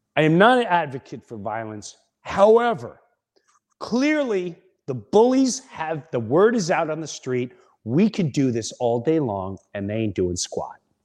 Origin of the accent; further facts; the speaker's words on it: Long Island, New York, United States; We were, we were like brothers and sisters growing up in Long Island